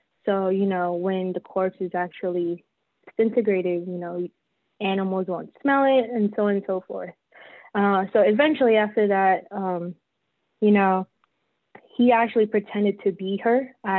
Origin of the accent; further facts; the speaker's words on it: Philippines; now in Texas, United States; I have long hair, I'm Filipino.